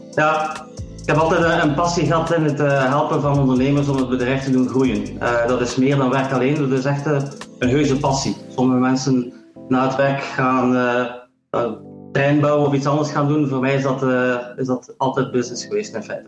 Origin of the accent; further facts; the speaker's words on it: Ghent, Flanders, Belgium; moved away as an adult; also born or lived in Silicon Valley, United States / Sweden / Atlanta, Georgia, United States / Netherlands; 50 jaar, geboren in Gent.